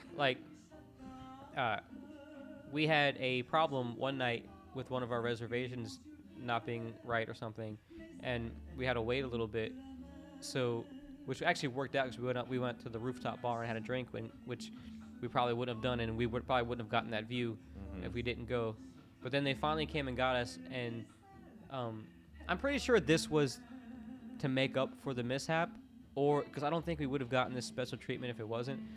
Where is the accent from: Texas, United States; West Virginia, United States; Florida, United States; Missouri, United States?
Florida, United States; Orlando; growing up in Orlando, like the home of the home of the fake shit